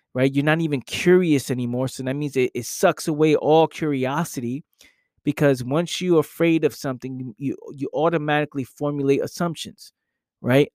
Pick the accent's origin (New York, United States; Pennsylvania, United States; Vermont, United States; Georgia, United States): New York, United States; New York City; born and raised in the Bronx